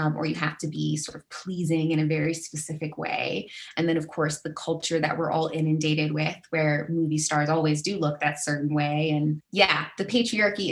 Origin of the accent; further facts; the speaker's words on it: Arizona, United States; in my neck of the woods when I was growing up in Arizona